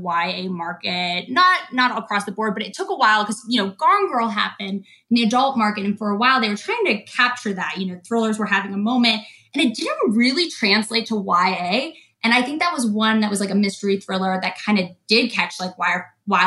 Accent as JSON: {"language": "English", "town": "Atlanta", "region": "Georgia", "country": "United States", "said": "I'm from Atlanta, but right now I'm in Colorado."}